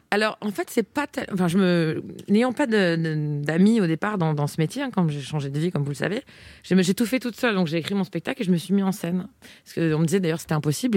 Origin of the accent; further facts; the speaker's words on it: eastern France, Grand Est, France; je viens de l'Est de la eh France